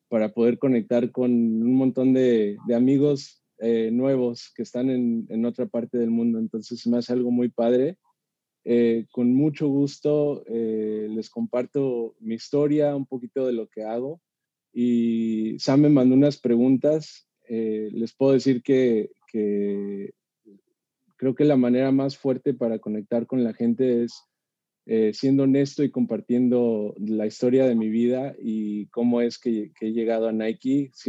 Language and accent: Spanish; Durango, Mexico; also born or lived in Mexico City / Tijuana; nací en la Ciudad de México, mi mamá es de Durango. Mi papá es de, Los Mochis, Sinaloa, se, se conocieron en la Ciudad de México y al año más o menos nos fuimos a vivir a, Durango, después vivimos un tiempo en Tijuana